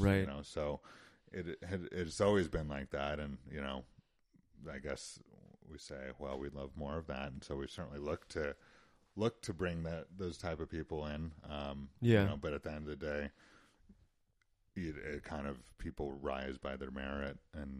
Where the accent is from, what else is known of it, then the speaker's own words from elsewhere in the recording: Utah, United States; Sure, and you know, of course, I grew up doing all that stuff, and you know, my parents themselves were big outdoors people, and so that certainly is something that I grew up with.